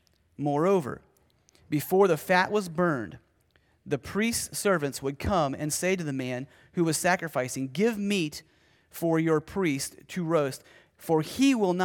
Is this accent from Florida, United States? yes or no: no; Ohio, United States; I was preaching at the church that I grew up in Ohio